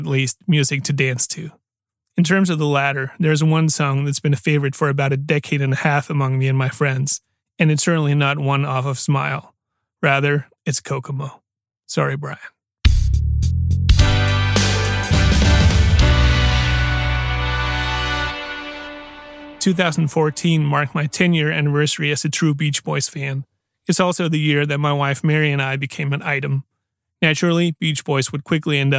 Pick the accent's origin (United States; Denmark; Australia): Denmark; Aarhus, Central Denmark Region; my hometown of Aarhus